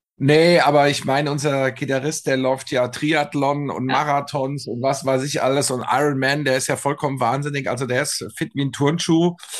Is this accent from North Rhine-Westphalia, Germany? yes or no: no; Frankfurt, Hesse, Germany; wir sagen ja hier in Frankfurt